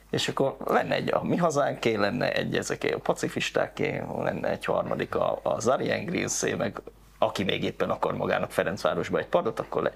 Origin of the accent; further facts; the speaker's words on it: Kecskemét, Bács-Kiskun, Hungary; also born or lived in Karcag; Tehát én onnan származom egyébként, tehát egy ilyen iskolába jártam